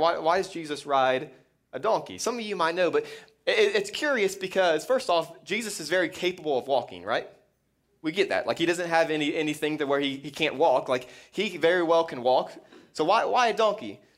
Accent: Florida, United States; I grew up in Florida

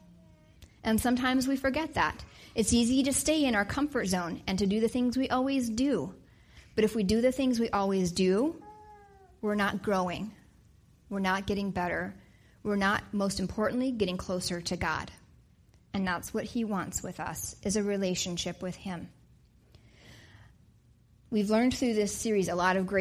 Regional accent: Wyoming, United States; now in Wisconsin, United States; I grew up in Wyoming.

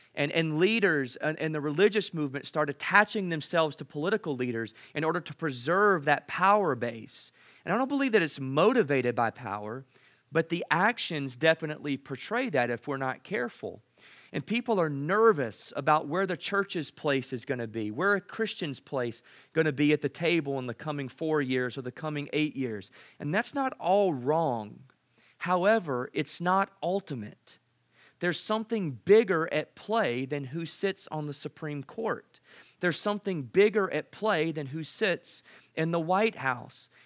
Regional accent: United States; I'm so proud to be an American

